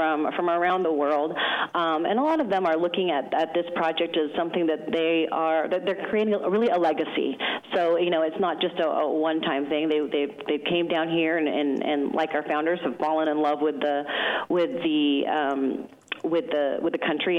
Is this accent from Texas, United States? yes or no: no; Seattle, Washington, United States; moved away as an adult; now in Mendoza, Argentina; I'm originally from Seattle, Washington